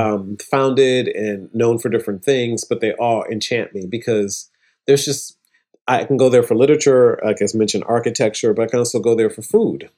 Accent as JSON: {"language": "English", "town": "Toledo", "region": "Ohio", "country": "United States", "tie": "born or raised there", "also_born_or_lived": "Atlanta", "moved": "as an adult", "lives_now": "New York, United States", "said": "It's my home, in my hometown, Toledo, Ohio."}